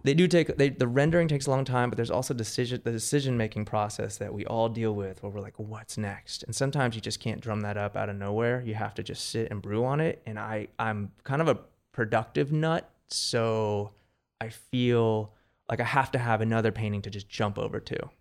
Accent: Marina del Rey, California, United States; also born or lived in New York; I grew up in Marina del Rey

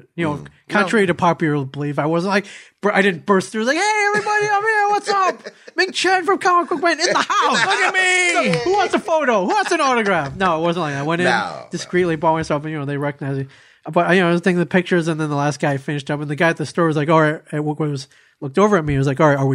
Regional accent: Ann Arbor, Michigan, United States; moved away; also born or lived in Columbus, Ohio; I went home to Ann Arbor, Michigan to see my folks

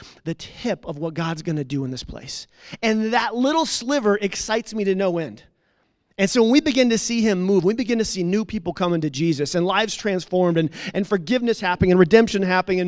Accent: Redstone, Colorado, United States; also born or lived in Glenwood Springs, Colorado; I was raised in Redstone, born in Glenwood, graduated Roaring Fork High School

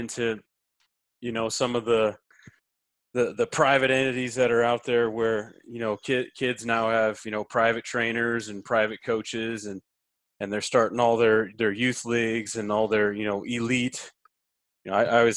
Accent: South Dakota, United States; I'm from South Dakota

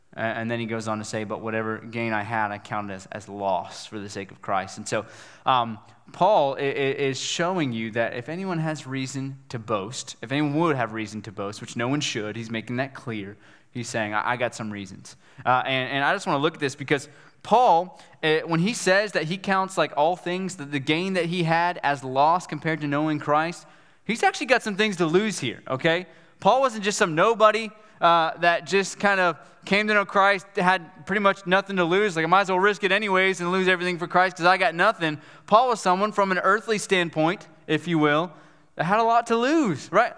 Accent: West Virginia, United States; moved away; I'm from West Virginia

